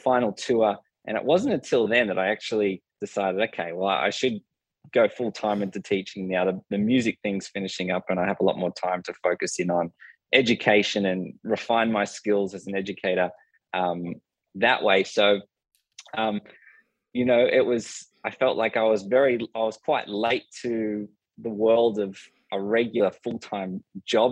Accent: Cronulla, New South Wales, Australia; I grew up in Cronulla, which is a southern town of Sydney, on the shores

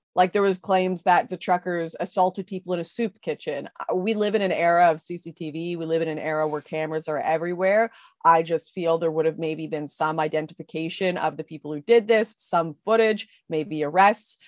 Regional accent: West Coast, Canada; I'm from the West Coast

